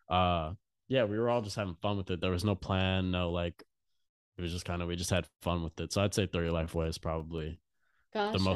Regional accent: Louisiana, United States; So if I go anywhere and say that I'm from Louisiana, people are like, oh my God.

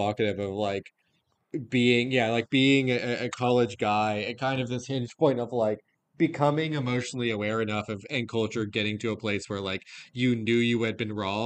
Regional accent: the American South, United States; male growing up in the American South in this time period

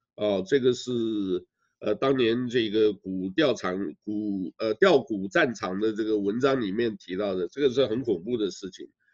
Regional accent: Taiwan; 我呢是台湾出生长大的，虽然呢我老家在湖南

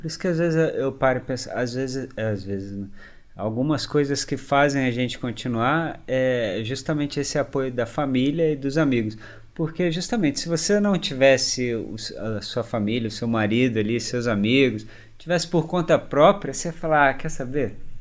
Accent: Brazil; A gente, como brasileiro

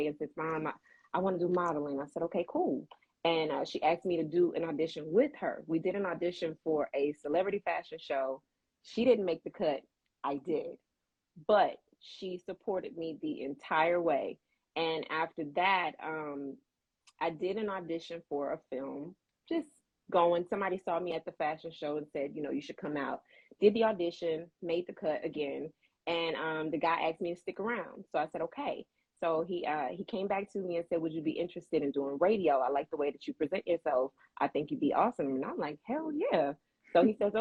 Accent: Mobile, Alabama, United States; moved away as an adult; now in Atlanta, United States; I'm located in Atlanta, but home is Mobile, Alabama.

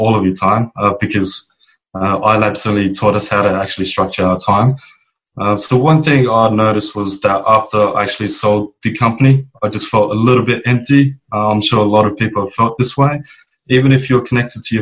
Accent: Perth, Western Australia, Australia; moved away as an adult; also born or lived in Bali; now in Philippines; born and raised in Perth

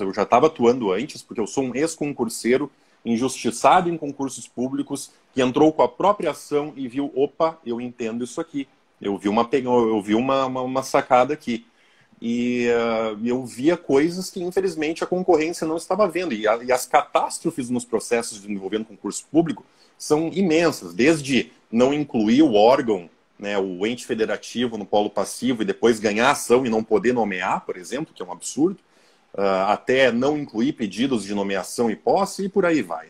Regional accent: Passo Fundo, Rio Grande do Sul, Brazil; Sou de Passo Fundo, Rio Grande do Sul, professor

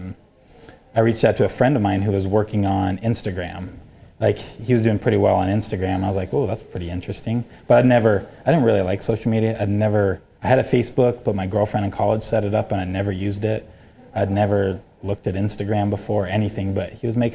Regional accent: Idaho, United States; I'm from Redneckville, Idaho. That's not its actual name

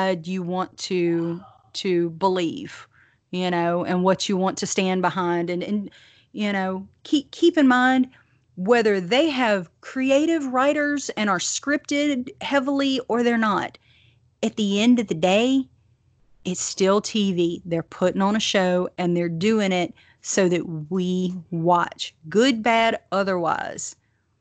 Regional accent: the South, United States; accent: thick Southern; my Southern accent

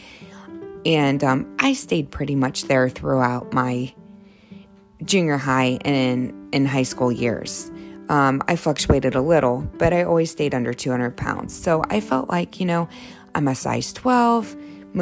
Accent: Ohio, United States; I grew up in Ohio

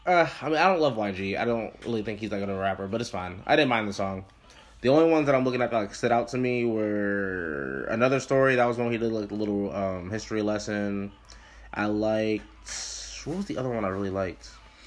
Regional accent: United States; as an American nigga, like, I mean, I'm Puerto Rican

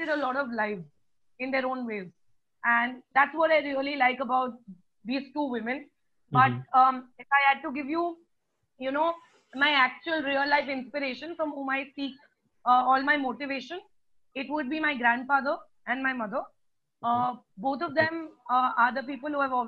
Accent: Pune, Maharashtra, India; moved away as an adult; also born or lived in Ahmedabad / Vellore; I was born in Ahmedabad, brought up in Pune. And I've done most of my schooling in Pune itself

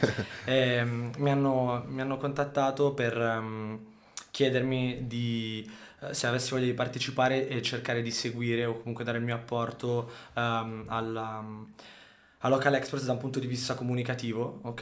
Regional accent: Saronno, Lombardy, Italy; also born or lived in Sardinia / Sicily; noi comunque veniamo da Saronno

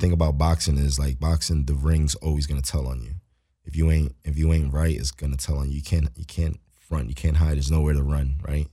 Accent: Philadelphia, Pennsylvania, United States; moved away as an adult; now in Los Angeles, United States; I'm from Philly, so I'm a city dude.

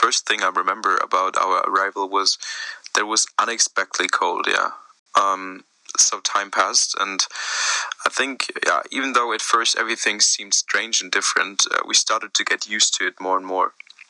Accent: Hong Kong; now in United Kingdom; Yes, I'm originally from Hong Kong, from China, but I moved to Britain in 1964 with my sister and my mother.

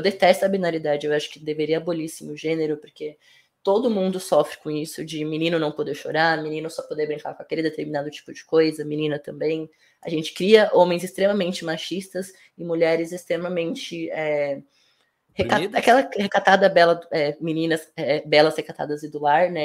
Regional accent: São Paulo, Brazil; Eu sou cria da Vila Nova Cachoeirinha, que é uma das quebradas aqui é, de São Paulo, zona norte de São Paulo.

